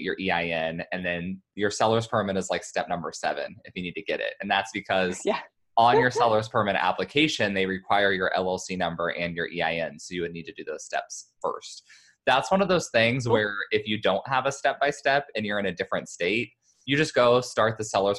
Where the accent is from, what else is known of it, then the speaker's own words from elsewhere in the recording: Kansas, United States; moved away; I'm from Kansas. So I have friends and family there